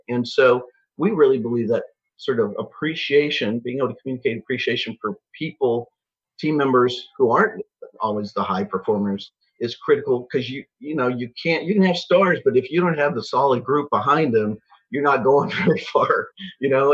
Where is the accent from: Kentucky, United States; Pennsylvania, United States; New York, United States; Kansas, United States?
Kansas, United States; Lawrence; moved away as an adult; also born or lived in Chicago / Phoenix / Atlanta; now in Wichita, United States; I grew up in Lawrence, outside Kansas City